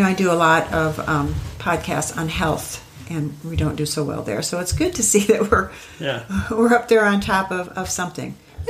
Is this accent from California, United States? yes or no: no; Illinois, United States; now in Tennessee, United States; but I'm from Illinois. We don't have a lot of water there.